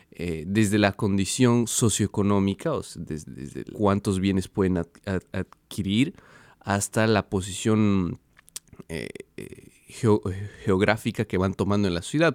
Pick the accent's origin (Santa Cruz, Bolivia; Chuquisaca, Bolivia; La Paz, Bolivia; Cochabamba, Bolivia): Cochabamba, Bolivia; first language Portuguese; Spanish is a second language; moved away as an adult; also born or lived in Brazil; now in Columbus, United States; yo nací en Brasil, eh, pero desde muy temprana edad migré a Bolivia con mi familia